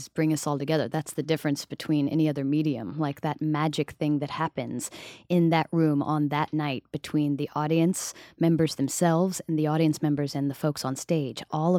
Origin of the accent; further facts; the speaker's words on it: Summerville, South Carolina, United States; also born or lived in Charleston, South Carolina; now in New York City, United States; I grew up in South Carolina.